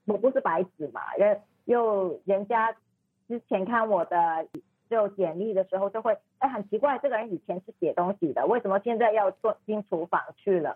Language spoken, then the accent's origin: Chinese; Hong Kong; Chinese is a second language; moved away as an adult; also born or lived in Bangkok, Thailand; now in Chiang Mai, Thailand; 我是香港人